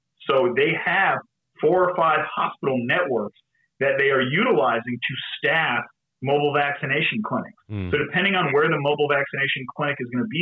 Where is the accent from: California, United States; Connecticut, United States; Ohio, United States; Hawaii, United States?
Connecticut, United States; moved away; my home state of Connecticut